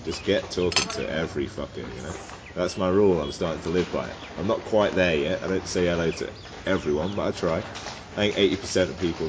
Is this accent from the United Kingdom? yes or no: yes; England, United Kingdom; oh, I'm from England.